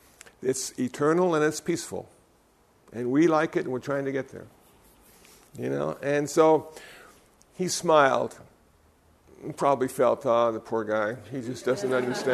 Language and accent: English; Iowa, United States; also born or lived in Phoenix, Arizona; I came from Iowa. I was a Lutheran. I lived in Phoenix, Arizona.